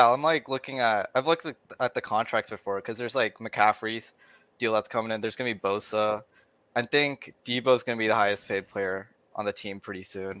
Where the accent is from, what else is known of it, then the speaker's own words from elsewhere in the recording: Pleasanton, California, United States; moved away as an adult; now in Riverside, United States; I'm from Pleasanton, so East Bay.